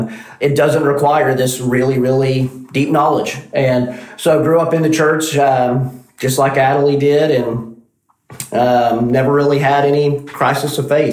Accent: Carnegie, Oklahoma, United States; moved away as an adult; also born or lived in Waco, Texas; now in Nacogdoches, United States; So I grew up in Carnegie, Oklahoma, which is a little town in southwest Oklahoma. And my father was the pastor of the local church, Southern Baptist Church. And so grew up in the church, going every Sunday

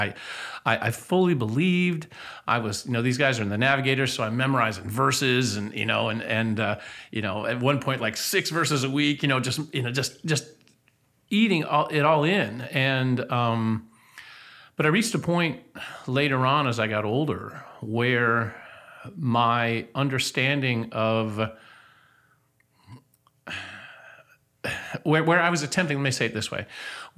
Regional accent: Athens, Ohio, United States; moved away as an adult; also born or lived in Columbus, Ohio / Baton Rouge, Louisiana; now in Nacogdoches, United States; I'm originally from Ohio, born and raised in Ohio, born in Columbus, raised in Athens, a small college town in southeastern Ohio

